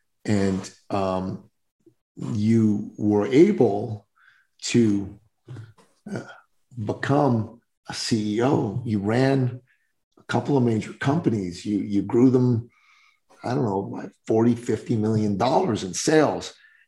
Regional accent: Iran; moved away; growing up in Iran

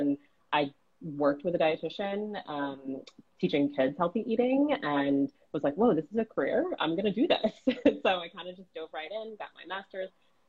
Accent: Woodstock, New York, United States; I actually was born in the Lower East Side in New York, but I was raised in Woodstock, New York. Some of you may know of it. It's a small hippie town

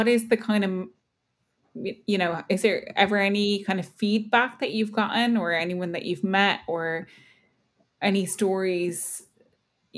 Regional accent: Kildare, Leinster, Ireland; also born or lived in Dublin; I was born in Dublin but grew up in Kildare

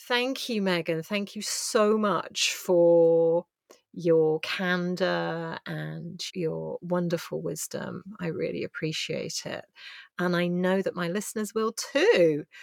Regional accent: England, United Kingdom; as an English woman

